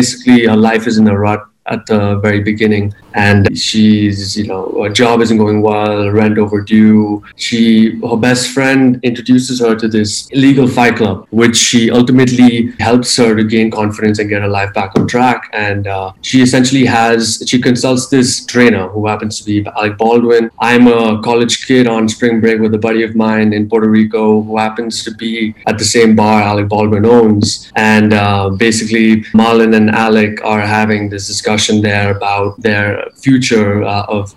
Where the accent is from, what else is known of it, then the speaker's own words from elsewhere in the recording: Bangalore, Karnataka, India; moved away as an adult; also born or lived in California / New York; Yeah, I grew up in Bangalore. I was born in California, but I moved to India when I was just a few months old.